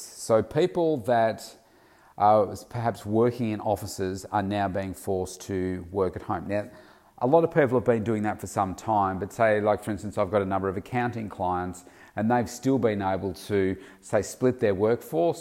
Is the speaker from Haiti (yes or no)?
no; Victoria, Australia; in my country, in Australia, particularly in my home state of Victoria